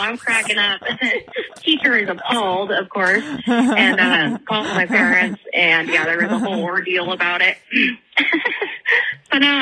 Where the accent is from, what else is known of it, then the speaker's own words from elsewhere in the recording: around Birdie, California, United States; I grew up around Birdie